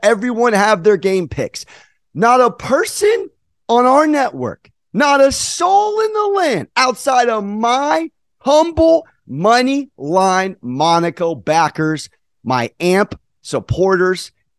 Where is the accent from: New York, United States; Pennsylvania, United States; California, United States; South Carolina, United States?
California, United States; Southern; I'm from Southern California. I'm a Lakers fan.